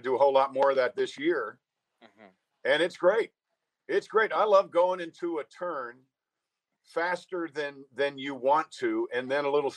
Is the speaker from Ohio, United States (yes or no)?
no; Mount Kisco, New York, United States; I'm from Mount Kisco, New York, so I'm right there